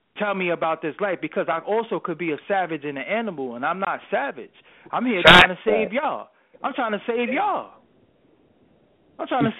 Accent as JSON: {"language": "English", "town": "New York City", "region": "New York", "country": "United States", "said": "I'm not from the Soho, Barclays, Brooklyn. I'm from the Albee Square Mall, Brooklyn"}